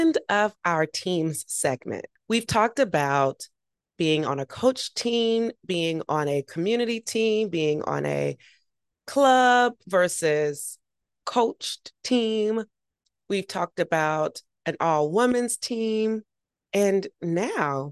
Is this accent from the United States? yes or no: yes; Georgia, United States; I'm from Georgia